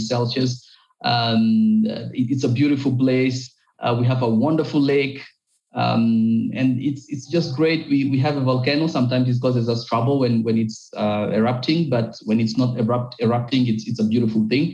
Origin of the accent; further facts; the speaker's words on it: Goma, North Kivu, DR Congo; in my country, in Goma